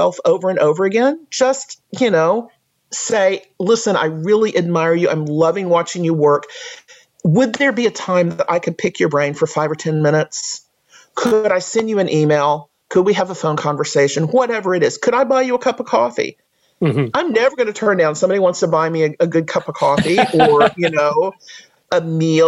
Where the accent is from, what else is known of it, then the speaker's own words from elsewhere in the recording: United States; as an American